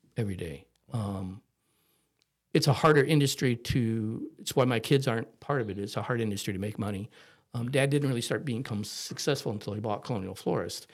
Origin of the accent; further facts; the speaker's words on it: Cuyahoga Falls, Ohio, United States; moved away; also born or lived in Akron, Ohio; I was born in Akron, Ohio, so we were outside of Akron in a little town called Cahagga Falls